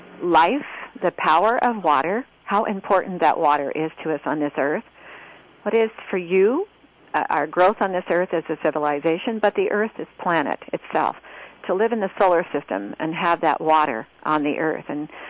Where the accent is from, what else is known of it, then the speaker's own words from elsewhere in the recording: Roseburg, Oregon, United States; also born or lived in Grants Pass, Oregon; I grew up most of my life in Roseburg.